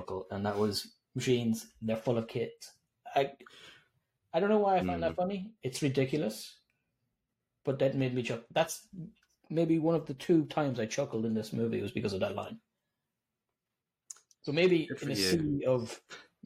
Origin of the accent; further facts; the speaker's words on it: Ireland; we're Irish